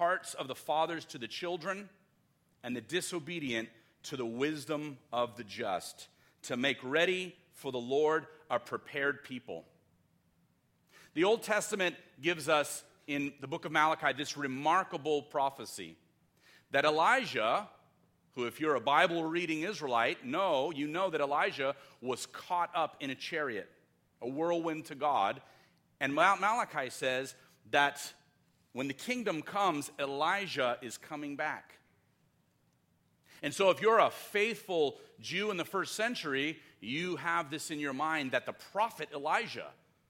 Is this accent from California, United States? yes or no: yes; Los Angeles, California, United States; I grew up in Los Angeles